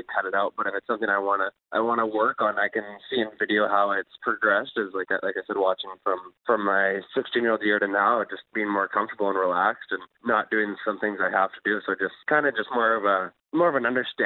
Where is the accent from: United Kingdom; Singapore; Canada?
Canada; Souris, Manitoba; I was growing up in Souris playing minor hockey there